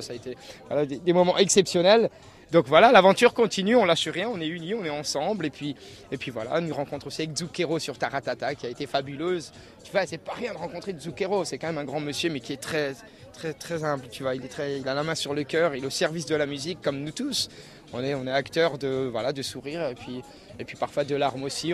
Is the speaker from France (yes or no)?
yes; Alsace, Grand Est, France; je suis d'Alsace